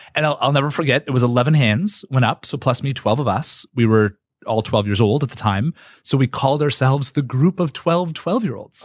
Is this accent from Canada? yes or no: yes; Canada; I'm Canadian.